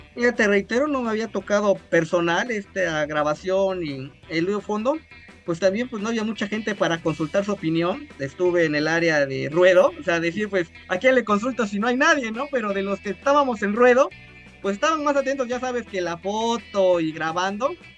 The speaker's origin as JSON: {"language": "Spanish", "town": "Orizaba", "region": "Veracruz", "country": "Mexico", "tie": "born or raised there", "said": "Soy originario de Orizaba"}